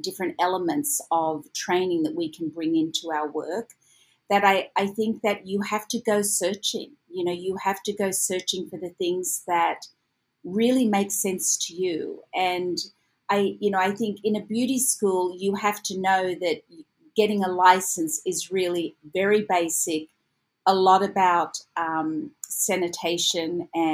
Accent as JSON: {"language": "English", "town": "Sydney", "region": "New South Wales", "country": "Australia", "moved": "as an adult", "lives_now": "Los Angeles, United States", "said": "originally I am from Sydney, Australia."}